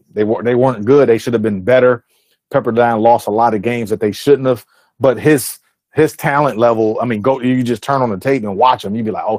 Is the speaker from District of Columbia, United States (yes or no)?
no; Mississippi, United States; I'm from Mississippi, man.